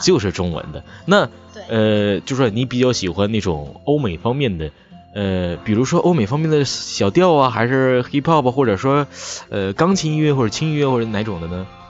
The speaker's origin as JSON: {"language": "Chinese", "area": "near Shenyang", "region": "Liaoning", "country": "China", "accent": "Northeastern (Dongbei), no distinction of flat and retroflex sibilants", "said": "我是东北人，尤其是辽宁这边的，呃，挨得沈阳，就是，所以说，说话呢，就是根本不分平翘舌"}